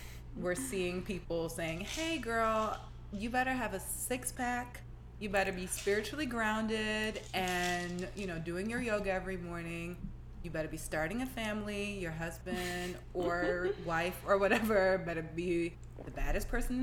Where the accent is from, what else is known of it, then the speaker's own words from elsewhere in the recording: New York, United States; moved away; I'm from New York originally